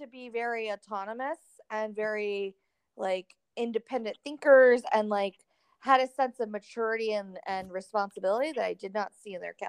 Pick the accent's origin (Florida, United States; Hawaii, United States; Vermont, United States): Florida, United States; Clearwater; I grew up in the Clearwater area